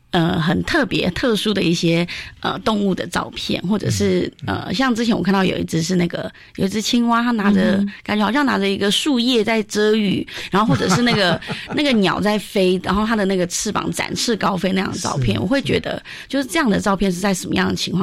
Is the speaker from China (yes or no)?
no; Myanmar; moved away; 来自缅甸。